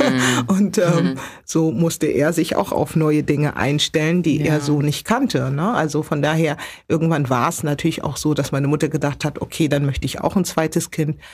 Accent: Hamburg, Germany; geboren und aufgewachsen in Hamburg, genauer gesagt in Hamburg Altona geboren aber groß geworden in Hamburg-Billstedt

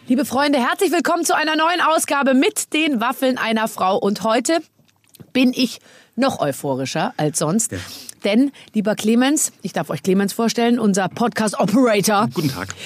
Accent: Munich, Bavaria, Germany; ich bin ja auch aus München

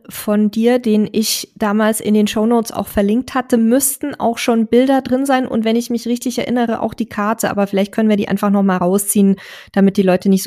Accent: Saxony-Anhalt, Germany; Wir kommen aus Sachsen-Anhalt, waren mittlerweile elektrisch an der Nordsee, der Ostsee, Norwegen, Kroatien, Frankreich, Österreich, Slowenien, Dänemark und Schweden.

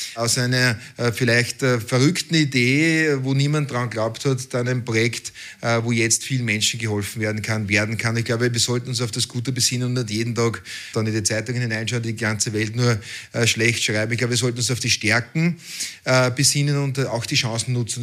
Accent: Austria; als Österreicher

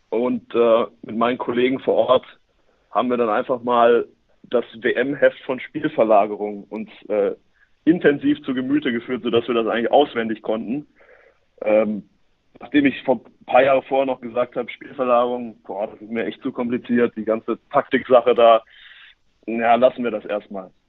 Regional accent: Norderstedt, Schleswig-Holstein, Germany; now in Paderborn, Germany; ich komme aber eigentlich aus dem Norden, nämlich aus Norderstedt, dem Norden von Hamburg sogar, nicht nur im Norden von Deutschland. Ähm, dort bin ich aufgewachsen

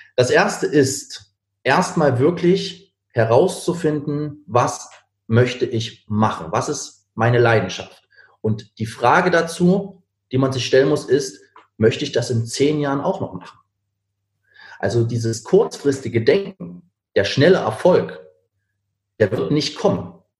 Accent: Berlin, Germany; Ich komme eigentlich aus Berlin

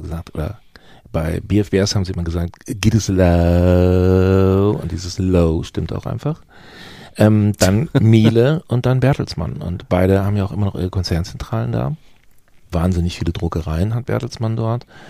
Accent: Gütersloh, North Rhine-Westphalia, Germany; also born or lived in Bielefeld; ich bin in Gütersloh geboren

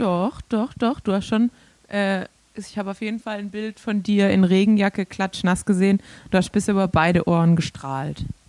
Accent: Swabia, Germany; accent: Swabian; als Schwabe

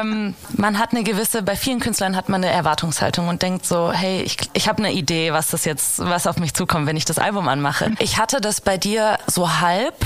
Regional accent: Giessen, Hesse, Germany; moved away; ich komm aus Hessen, aus Gießen.

